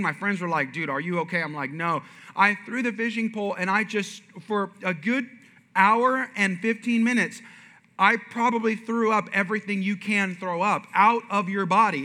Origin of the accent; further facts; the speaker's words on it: Bay Area, California, United States; moved away; I'm from California originally, and I was born and raised kind of in the Bay Area.